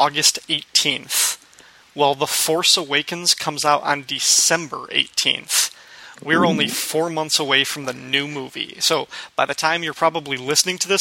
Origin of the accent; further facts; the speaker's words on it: Midwest, United States; We're both from the Midwest